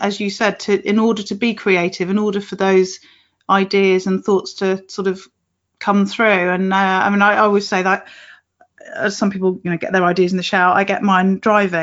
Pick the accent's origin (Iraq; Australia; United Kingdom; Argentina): United Kingdom